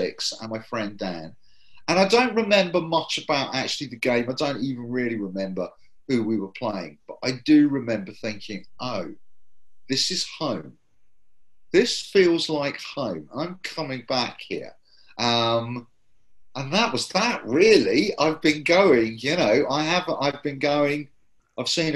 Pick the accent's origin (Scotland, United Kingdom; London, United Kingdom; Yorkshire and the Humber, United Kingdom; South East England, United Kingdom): London, United Kingdom; moved away as an adult; now in Bristol, United Kingdom; I grew up in Ruislip in the suburbs of West London